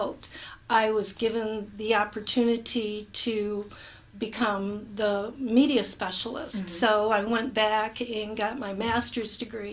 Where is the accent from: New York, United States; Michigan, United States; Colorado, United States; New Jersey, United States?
Michigan, United States; Spring Lake; also born or lived in Holland, Michigan / east of Ann Arbor, Michigan; I grew up about 5 miles from here. Okay. In Spring Lake